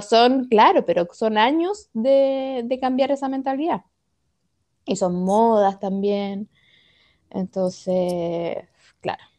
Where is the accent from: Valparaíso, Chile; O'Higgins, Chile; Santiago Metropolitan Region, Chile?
Valparaíso, Chile; Viña del Mar; nosotros somos de Viña, y en Viña estaba el colegio alemán